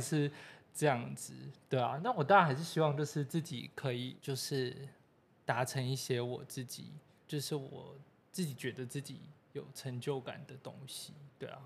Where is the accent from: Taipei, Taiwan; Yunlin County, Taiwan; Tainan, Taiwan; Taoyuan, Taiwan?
Taipei, Taiwan; 我就是土生土长的台北人